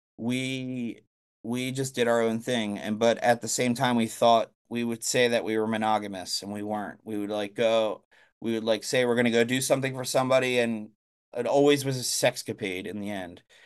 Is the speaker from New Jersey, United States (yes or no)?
no; Blue Bell, Pennsylvania, United States; I grew up in Bluebell, it's called. It's right outside of Philadelphia